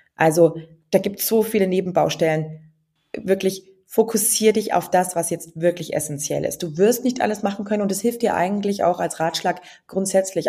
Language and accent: German; near Nuremberg-Ansbach, Franconia, Bavaria, Germany; moved away as an adult; also born or lived in Passau / England; ich komme aus der Nähe von Nürnberg-Ansbach und bin da quasi sehr ländlich aufgewachsen